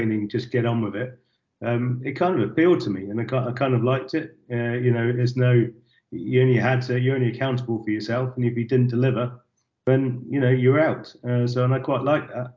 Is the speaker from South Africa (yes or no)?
no; Warwickshire, West Midlands, United Kingdom; moved away as an adult; I come from Warwickshire in the countryside